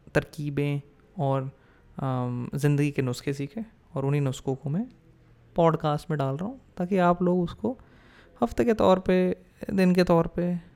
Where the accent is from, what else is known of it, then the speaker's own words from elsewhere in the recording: Delhi, India; moved away; also born or lived in New York / London / San Jose, California / Milpitas, California; दिल्ली में तो चलो पै, पैदा हुआ पला बड़ा